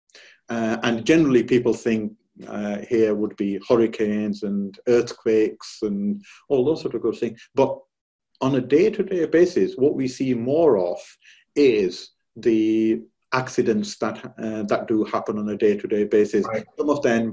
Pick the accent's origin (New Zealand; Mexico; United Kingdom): United Kingdom; now in California, United States; I'm personally from the United Kingdom.